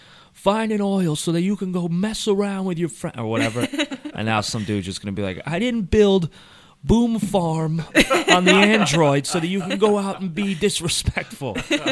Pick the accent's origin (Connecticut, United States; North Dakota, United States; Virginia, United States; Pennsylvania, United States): Connecticut, United States